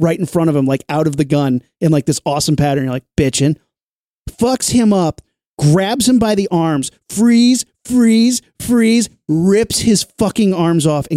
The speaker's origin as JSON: {"language": "English", "region": "Indiana", "country": "United States", "said": "I'm from Indiana."}